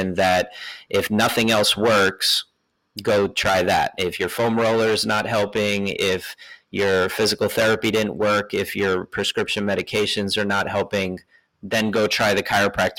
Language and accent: English; New York, United States; moved away as an adult; also born or lived in Philadelphia / Bay Area; now in Oakland, United States; I'm from New York, moved out to the Bay Area for chiropractic school